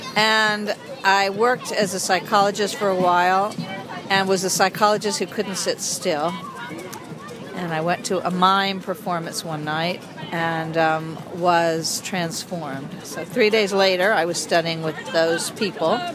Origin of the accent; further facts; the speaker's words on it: Asheville, North Carolina, United States; I'm from Asheville